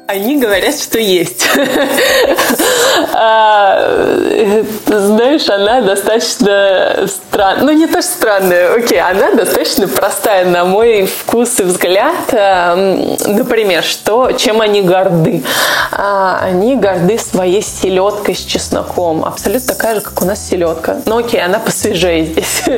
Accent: Urals, Russia; moved away; я родилась просто на Урале

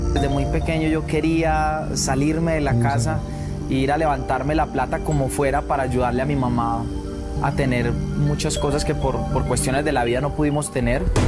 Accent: Medellín, Antioquia, Colombia; Yo vengo de Medellín

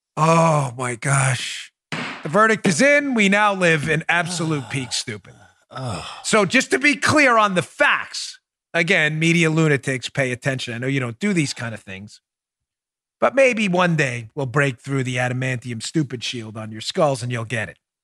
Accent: New York, United States; moved away as an adult; my home state. I grew up in New York until I was in my twenties

